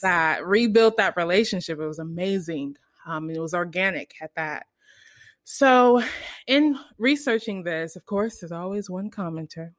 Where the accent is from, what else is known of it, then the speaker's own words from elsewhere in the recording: United States; I'm American